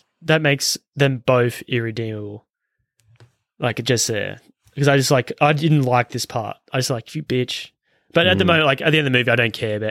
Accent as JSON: {"language": "English", "country": "Australia", "said": "we're Australian"}